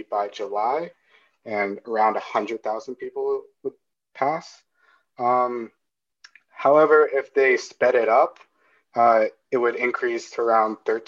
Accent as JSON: {"language": "English", "country": "Canada", "said": "as a Canadian"}